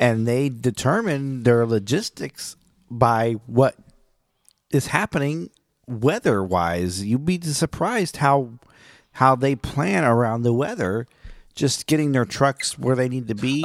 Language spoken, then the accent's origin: English; Oklahoma, United States; I'm from Oklahoma